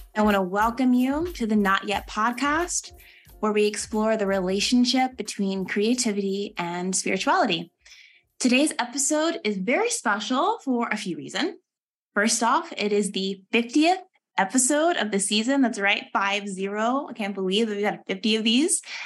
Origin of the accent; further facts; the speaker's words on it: Texas, United States; moved away as an adult; now in Durham, United States; I'm actually originally from Texas